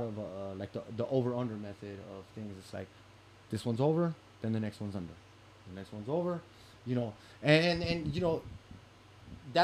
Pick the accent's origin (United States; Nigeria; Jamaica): United States; West Coast; I'm from the West Coast